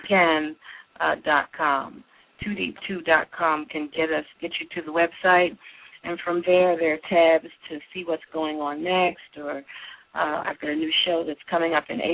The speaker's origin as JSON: {"language": "English", "town": "Philadelphia", "region": "Pennsylvania", "country": "United States", "tie": "born or raised there", "also_born_or_lived": "Washington, D.C. / Texas / Houston", "said": "I'm born and raised in Philadelphia"}